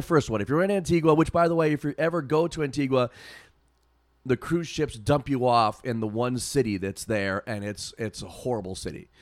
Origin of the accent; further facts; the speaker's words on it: Massachusetts, United States; I said, "Oh, you know, Massachusetts, whatever."